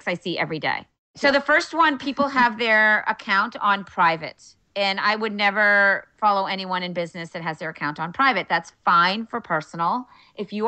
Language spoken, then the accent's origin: English; Wellesley, Massachusetts, United States; also born or lived in Cape Cod; my hometown in Wellesley, Massachusetts